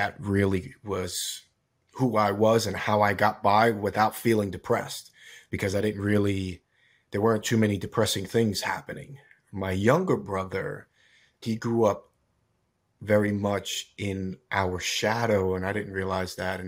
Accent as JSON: {"language": "English", "town": "Scottsdale", "region": "Arizona", "country": "United States", "tie": "born there", "said": "So I was born in Arizona, actually, in Scottsdale."}